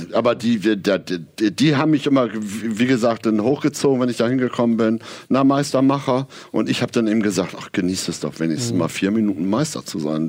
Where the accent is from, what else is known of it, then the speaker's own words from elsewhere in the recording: Aurich, Lower Saxony, Germany; in Ostfriesland, wo ich aufgewachsen bin, Aurich